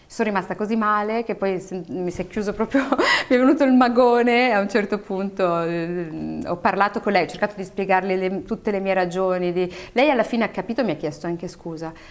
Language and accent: Italian; Italy; io e tutti quelli come me, che sono nati o cresciuti in Italia, devono avere il diritto di non andarci, di andarci o di fare quello che vogliono.